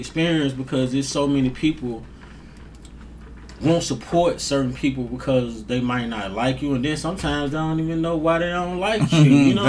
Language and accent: English; Grenada, Mississippi, United States; I'm from Grenada. Despite of some of the negativity that comes out of here, I love this place. You know what I'm saying? Like, this place made me.